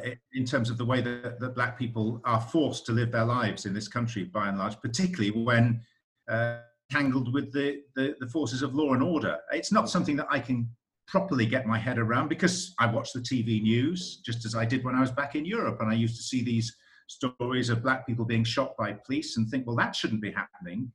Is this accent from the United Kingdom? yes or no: yes; United Kingdom; now in United States; a Brit in America